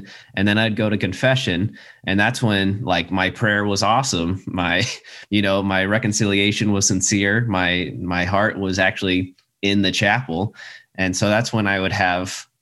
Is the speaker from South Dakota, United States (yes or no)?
yes; South Dakota, United States; moved away; I'm from South Dakota, and when I went to Catholic schools all the way up